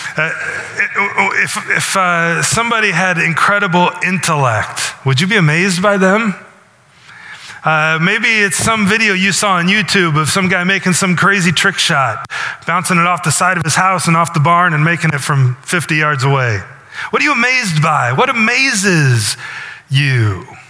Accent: Northwest Iowa, United States; now in Milford, United States; I live in Milford, but my hometown is a little town in Iowa, not unlike Milford. Northwest Iowa

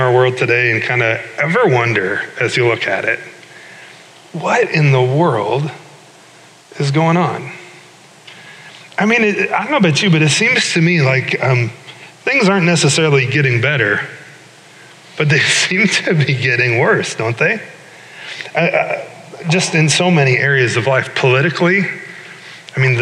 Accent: Iowa, United States; moved away as an adult; also born or lived in Chicago; I grew up in Iowa, went to Iowa State, and then spent 5 years in Chicago attending Moody Bible Institute downtown

